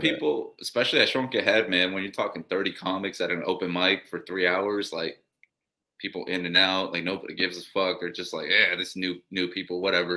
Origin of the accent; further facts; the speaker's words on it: Columbus, Ohio, United States; also born or lived in Oaxaca, Mexico; I was born here, but then I was raised in Mexico. So when they brought me back, they raised me full Mexican